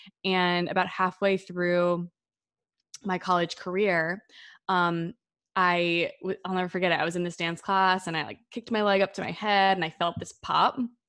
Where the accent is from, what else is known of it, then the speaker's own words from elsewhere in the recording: New Jersey, United States; I grew up in the Northeast, so in New Jersey, in a very loud Italian-American family and in like the suburbs.